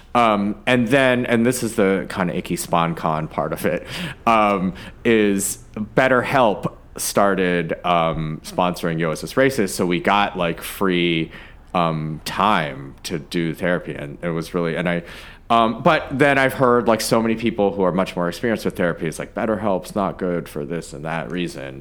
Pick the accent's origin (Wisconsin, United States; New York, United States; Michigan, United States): Michigan, United States; Ann Arbor; I was born in Ann Arbor